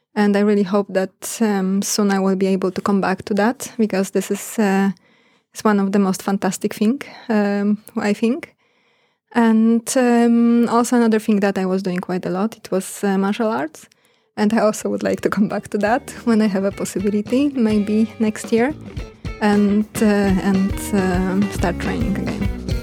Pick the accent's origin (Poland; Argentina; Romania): Poland; moved away as an adult; also born or lived in Bergen, Norway / Australia; now in Norway; I'm from Poland